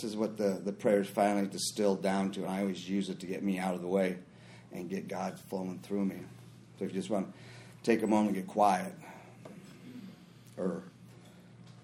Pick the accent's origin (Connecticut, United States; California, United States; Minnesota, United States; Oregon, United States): Minnesota, United States; I grew up in Minnesota